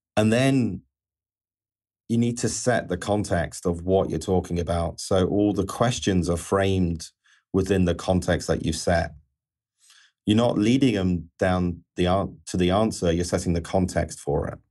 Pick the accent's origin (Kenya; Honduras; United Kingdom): United Kingdom; England; being an Englishman